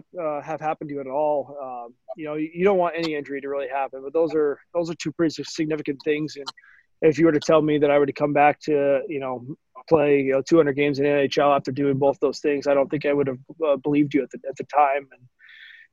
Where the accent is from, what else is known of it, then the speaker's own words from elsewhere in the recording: Dallas, Texas, United States; growing up, you know, in Dallas